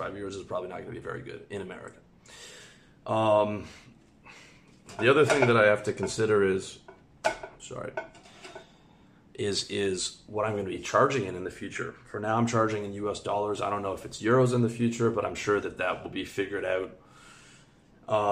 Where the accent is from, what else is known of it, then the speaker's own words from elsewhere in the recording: Canada; moved away as an adult; also born or lived in Thailand; now in Georgia; The bulk of my money's in Canadian dollars because I'm Canadian.